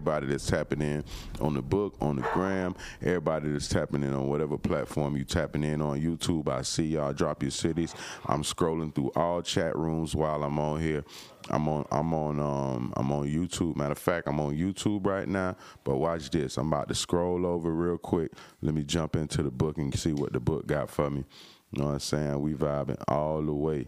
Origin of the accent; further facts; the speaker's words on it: Florida, United States; I'm from Florida